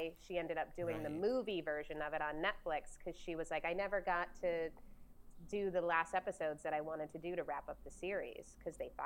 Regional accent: Ohio, United States; now in Topanga Canyon, United States; I'm from Ohio

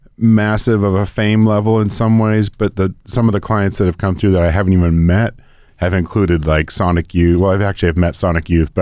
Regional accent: Oakland, California, United States; also born or lived in Berkeley / Nevada City; now in Portland, United States; And I was born in Berkeley, raised in Oakland, and then also raised in Nevada City, that area.

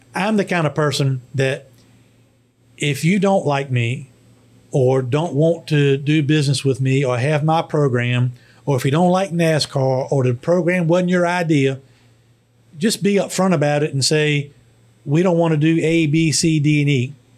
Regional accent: Emporia, Virginia, United States; my hometown of Emporia

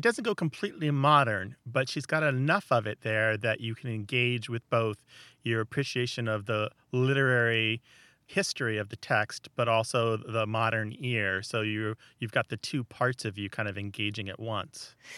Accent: Missouri, United States; I'm from Missouri, and as far as I know, nobody uses Gaffel

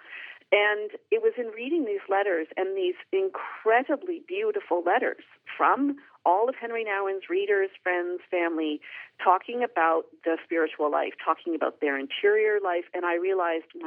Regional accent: Canada; I'm Canadian. I'm not Dutch.

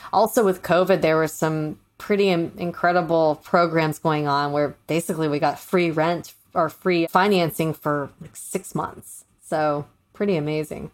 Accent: St. Petersburg, Florida, United States; moved away; I'm originally from Saint Pete, Florida

